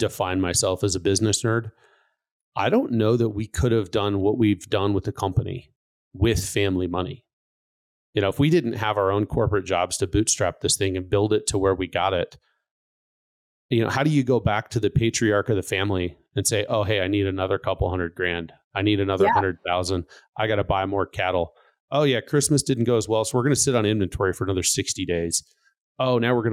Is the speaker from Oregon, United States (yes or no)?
yes; Pendleton, Oregon, United States; moved away as an adult; also born or lived in Colorado; I grew up actually in Pendleton, Oregon